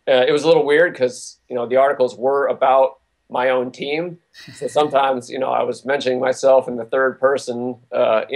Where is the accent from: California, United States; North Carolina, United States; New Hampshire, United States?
New Hampshire, United States; I grew up in New Hampshire